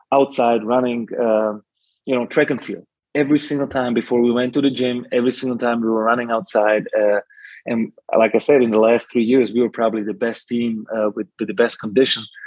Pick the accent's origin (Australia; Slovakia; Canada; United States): Slovakia; now in Germany; I was born in Czechoslovakia